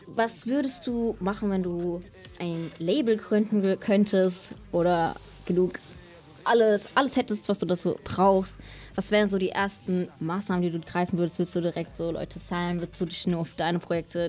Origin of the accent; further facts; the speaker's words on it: Kelkheim, Hesse, Germany; ich bin im Taunus aufgewachsen, in Kelkheim